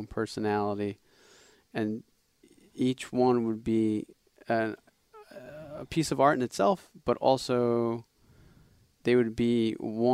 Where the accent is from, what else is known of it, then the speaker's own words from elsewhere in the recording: Philadelphia, Pennsylvania, United States; we're from the Philadelphia area.